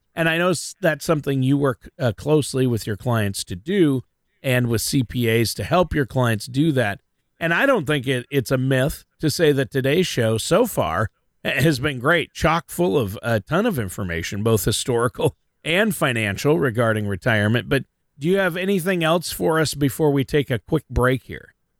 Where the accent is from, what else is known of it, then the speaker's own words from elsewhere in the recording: Minnesota, United States; I'm born and raised in Minnesota